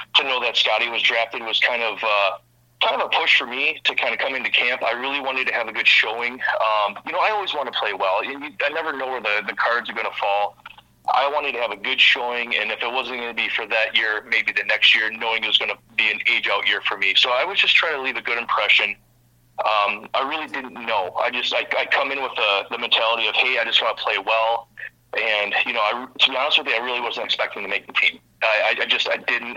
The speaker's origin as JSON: {"language": "English", "town": "Vicksburg", "region": "Michigan", "country": "United States", "tie": "born or raised there", "said": "I'm from the Kalamazoo area, a really small town actually called Vicksburg."}